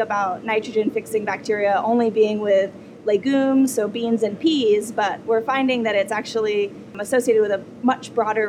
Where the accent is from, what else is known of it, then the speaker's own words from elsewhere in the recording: New Hampshire, United States; also born or lived in Montana; now in Kentucky, United States; I grew up in New Hampshire and then lived in Montana